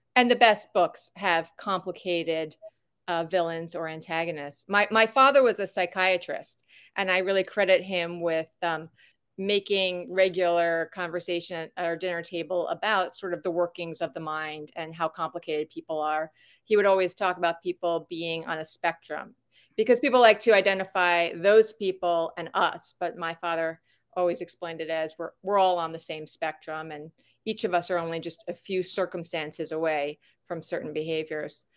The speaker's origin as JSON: {"language": "English", "area": "Long Island", "region": "New York", "country": "United States", "also_born_or_lived": "Wilmington, North Carolina", "moved": "as an adult", "said": "I'm from Long Island."}